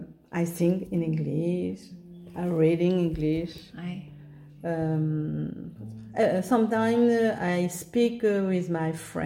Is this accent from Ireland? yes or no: no; Mauritius; moved away as an adult; now in Réunion; I come from Mauritius.